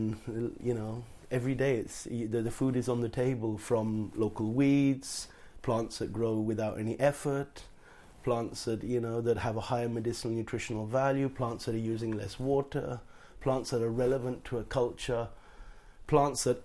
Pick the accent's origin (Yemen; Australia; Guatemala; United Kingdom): United Kingdom; Portsmouth, South East England; moved away as an adult; also born or lived in Wiltshire / Petersfield, Hampshire; now in Auroville, India; I'm a Brit, actually, like yourself. Born in Wiltshire and grew up in Portsmouth